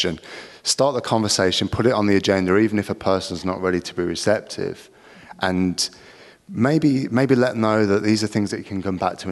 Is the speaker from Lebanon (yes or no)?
no; England, United Kingdom; we're English